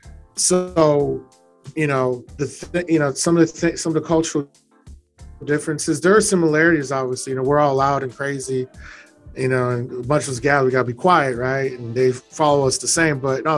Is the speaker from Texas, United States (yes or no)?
yes; Katy, Texas, United States; I grew up in Katy, but my family being Haitians